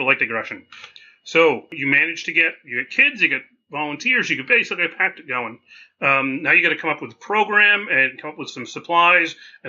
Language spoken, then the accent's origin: English; southern New England, United States; also born or lived in northern Maine; I'm from New England, but I'm southern New England, which I refer to as a temperate zone.